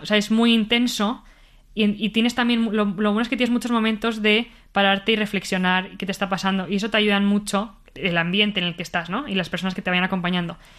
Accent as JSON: {"language": "Spanish", "town": "Bilbao", "region": "Basque Country", "country": "Spain", "tie": "born or raised there", "also_born_or_lived": "Madrid", "moved": "as an adult", "lives_now": "Mexico", "said": "nací aquí en Madrid pero viví toda mi vida en Bilbao"}